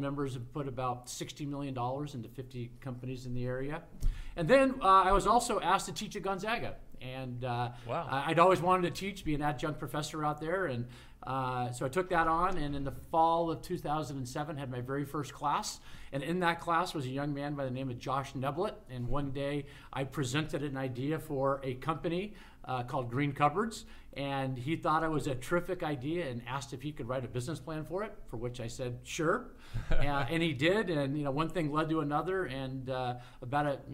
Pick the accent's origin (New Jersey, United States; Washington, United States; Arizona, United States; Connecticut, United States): Washington, United States; Spokane; also born or lived in Philadelphia; I grew up in Spokane, went to Lewis and Clark High School.